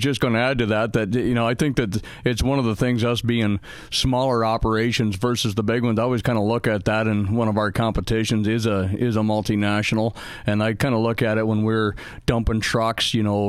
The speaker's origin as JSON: {"language": "English", "country": "Canada", "said": "I'm bilingual from Canada, so I smog both."}